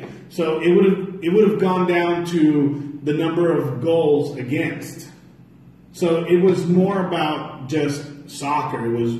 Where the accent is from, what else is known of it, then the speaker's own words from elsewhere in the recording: Georgia, United States; was raised in Georgia. I've eaten I don't know how many types of mashed potatoes.